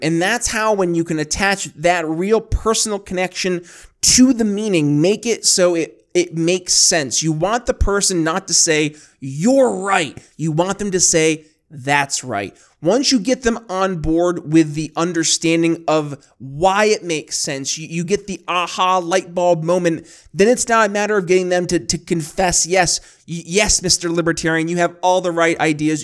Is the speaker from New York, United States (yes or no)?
yes; New York, United States; growing up in New York State